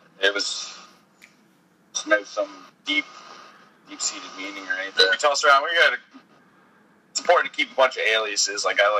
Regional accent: Wilmington, Delaware, United States; Wilmington, Delaware. Born and raised.

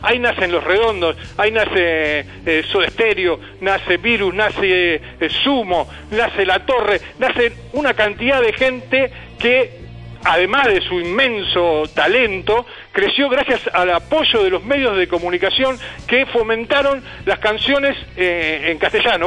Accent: Argentina; en mi país, en Argentina

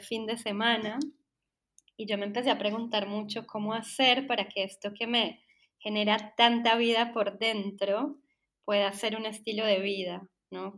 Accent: Colombia; soy publicista, soy colombiana

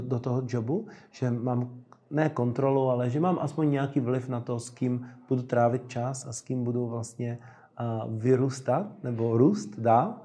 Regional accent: Czechia

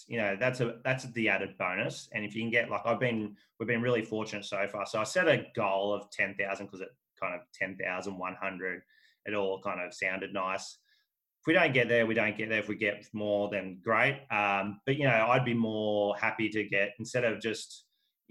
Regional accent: Forster, New South Wales, Australia; also born or lived in Sydney; I grew up in Foster, which is a great place

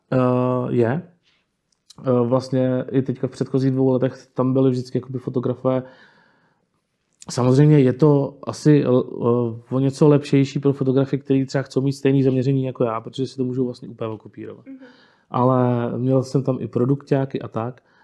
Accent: Jihlava, Vysočina Region, Czechia; já jsem tady vlastně jako odmala, jsem jako rodilý hlavák, dá se říct, nebo Pávovák, už jsem vyrostl prostě na Pávově. A jsem tady vlastně celý život

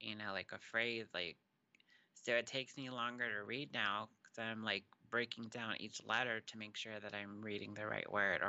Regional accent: Texas, United States; also born or lived in New Mexico; now in California; I was born here in New Mexico, but I was actually raised in Texas. And when I moved to California, people from California thought I was from there.

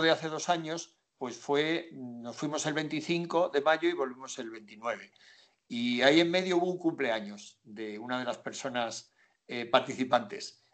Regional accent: Zamora, Castile and León, Spain; yo soy de Zamora

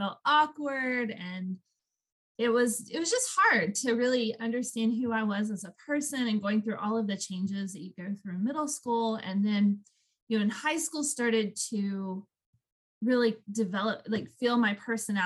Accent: Woodstock, Georgia, United States; I was born and raised in a town called Woodstock, which is north of Atlanta

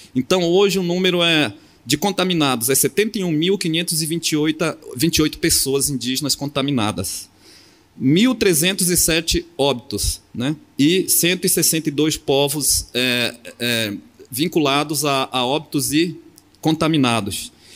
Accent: Amapá, Brazil; now in Porto Seguro, Brazil; Eu sou do Amapá, da fronteira com a Guiana Francesa, Suriname, e estou morando na, em Porto Seguro, na Bahia

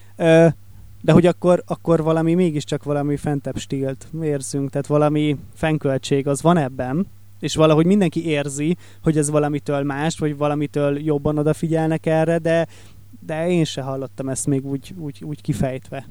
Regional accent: Lake Balaton area, Hungary; Én ugye Balaton melletti vagyok

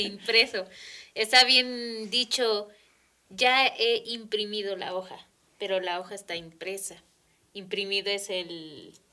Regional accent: Mexico City, Mexico; first language Spanish; now in Toluca, Mexico; en mi caso que vengo de la Ciudad de México

